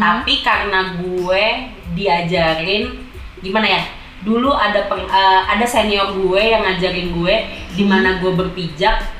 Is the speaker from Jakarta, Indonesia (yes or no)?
yes; Jakarta, Indonesia; moved away as an adult; also born or lived in East Java; Gue anak Jakarta yang lahir dari la, lahir di Jakarta dan besar di Jakarta.